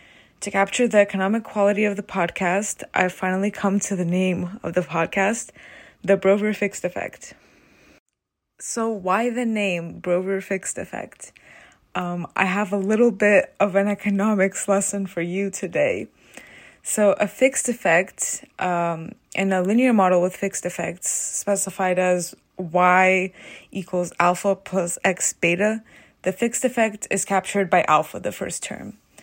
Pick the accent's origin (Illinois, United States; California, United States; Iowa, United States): California, United States; Calabasas; born there; I was born on January 14th, 2000 in Calabasas, California, and my sister Anna was born in July of the following year in the same city.